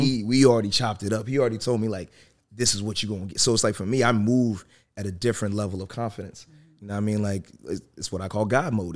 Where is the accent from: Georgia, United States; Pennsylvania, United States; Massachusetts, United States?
Massachusetts, United States; Worcester; I grew up in Worcester. And Worcester, Massachusetts